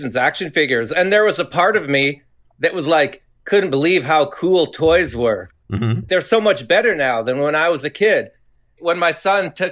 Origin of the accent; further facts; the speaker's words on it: Canada; I'm Canadian